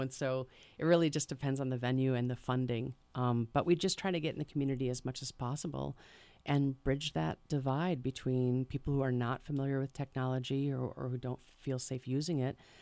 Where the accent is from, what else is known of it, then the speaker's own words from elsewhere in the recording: Hartford, Wisconsin, United States; now in Madison, United States; originally I'm from Hartford, Wisconsin.